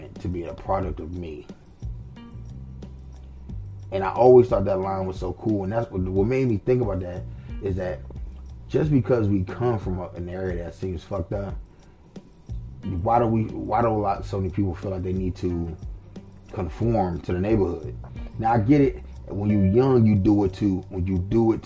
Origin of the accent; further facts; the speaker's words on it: Washington, District of Columbia, United States; I'm from Southeast D.C.